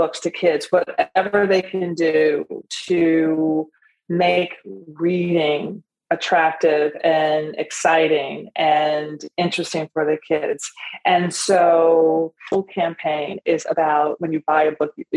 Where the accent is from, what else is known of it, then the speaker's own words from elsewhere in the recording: Nashville, Tennessee, United States; it's based and rooted in our tradition at home, growing up in Nashville